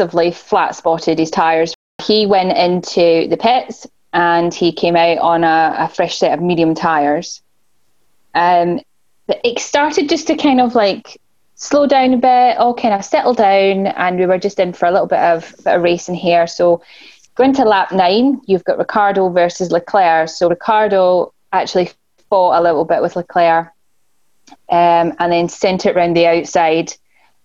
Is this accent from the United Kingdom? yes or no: yes; Scotland, United Kingdom; I'm from Scotland.